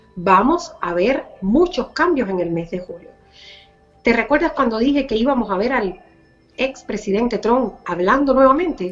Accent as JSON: {"language": "Spanish", "country": "Cuba", "moved": "yes", "said": "por la libertad de mi pueblo, por la libertad de mi Cuba"}